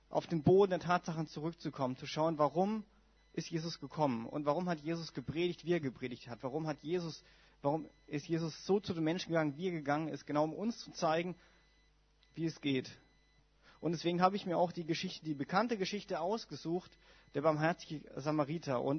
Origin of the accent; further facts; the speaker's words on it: Heidelberg, Baden-Württemberg, Germany; ich komme ja aus Baden-Württemberg und ich komme aus einer FWG in also Großraum Heidelberg